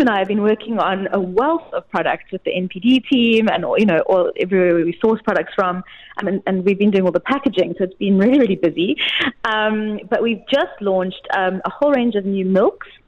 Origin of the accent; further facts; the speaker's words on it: South Africa; as a South African, I can definitely promote that.